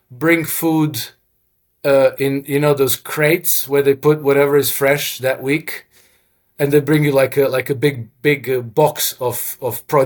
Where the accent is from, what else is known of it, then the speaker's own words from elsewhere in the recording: Croatia; first language Croatian; English is a second language; Russian is very similar to Croatian, which is my mother tongue